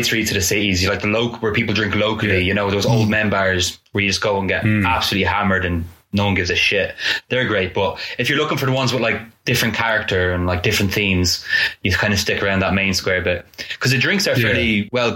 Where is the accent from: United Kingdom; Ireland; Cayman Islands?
Ireland; Newbridge, Leinster; my hometown in Ireland, in Newbridge